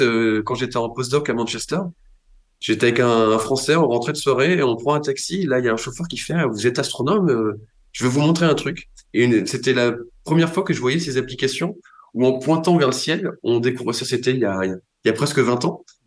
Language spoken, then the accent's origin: French; Brittany, France; quand j'ai grandi en Bretagne